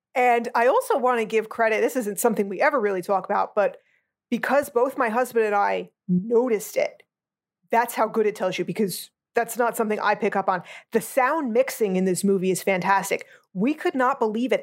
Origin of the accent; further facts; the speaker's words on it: United States; I'm an American